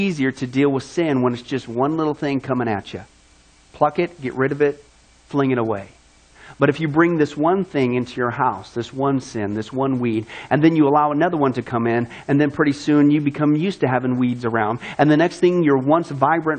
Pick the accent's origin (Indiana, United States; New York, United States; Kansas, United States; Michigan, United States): Kansas, United States; moved away; also born or lived in California; I grew up in Kansas